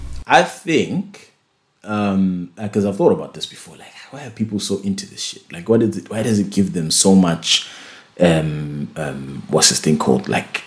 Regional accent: United Kingdom; you know, I'm a British.

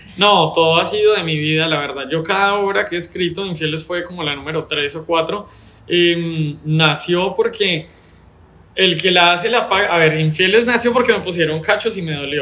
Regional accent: Bogotá, Colombia; also born or lived in Bucaramanga; now in Medellín, Colombia; ser Rolo

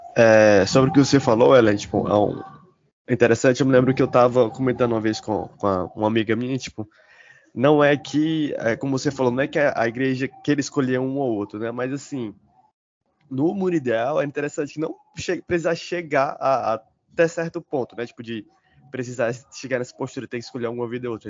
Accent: Fortaleza, Ceará, Brazil; Eu sou aqui de Fortaleza, vivo na cidade

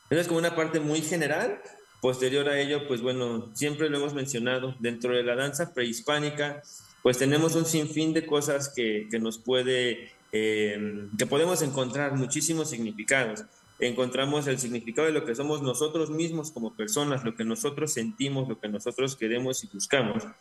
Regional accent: Mexico; nuestra formación mexica tolteca, que pues es como una parte muy importante de nuestra, de nuestra nación como mexicanos.

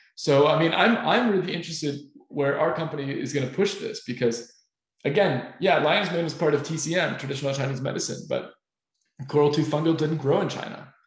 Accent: Finland; we're from Finland

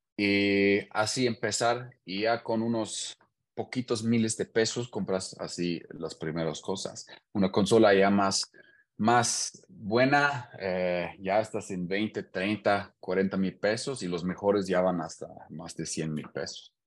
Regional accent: Hanover, Lower Saxony, Germany; Spanish is a second language; moved away as an adult; now in Querétaro, Mexico; soy de Hannover, en Alemania, y tengo ya seis años viviendo en Querétaro, México.

